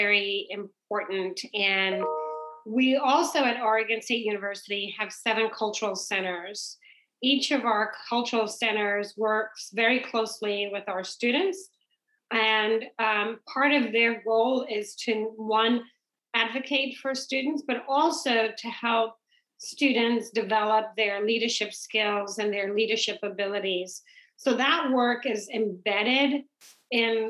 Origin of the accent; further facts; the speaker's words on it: Trinidad & Tobago; also born or lived in England / New York / Nebraska / Indiana; now in United States; growing up in the Caribbean, in Trinidad